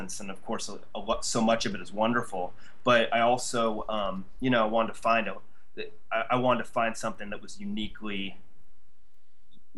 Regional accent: Ohio, United States; now in New York, United States; I grew up in Ohio.

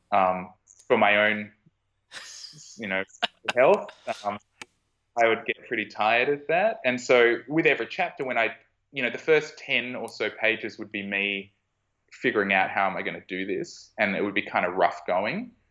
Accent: Australia

